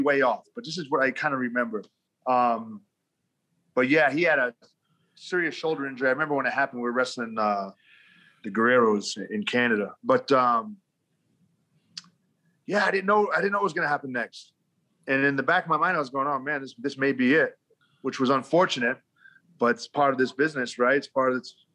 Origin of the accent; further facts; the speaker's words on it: Rhode Island, United States; moved away as an adult; But I grew up in New England, in Rhode Island